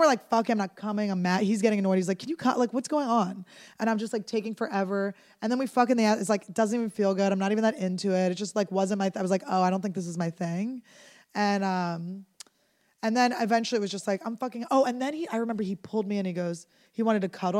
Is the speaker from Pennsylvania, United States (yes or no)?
yes; Philadelphia, Pennsylvania, United States; I grew up in Philadelphia